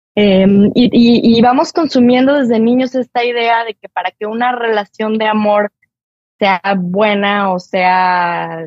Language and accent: Spanish; Mexico; como somos los mexicanos